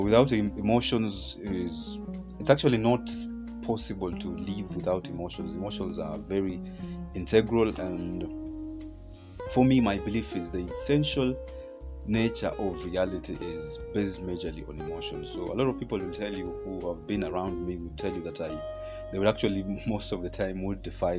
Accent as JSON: {"language": "English", "country": "Kenya", "said": "our educational systems here in Kenya, I come from Kenya"}